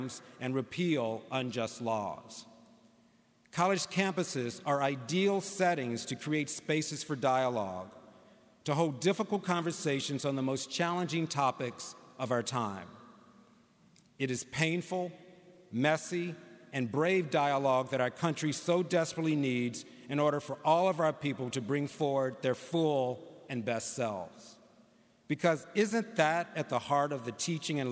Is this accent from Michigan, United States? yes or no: no; St. Louis, Missouri, United States; growing up in St. Louis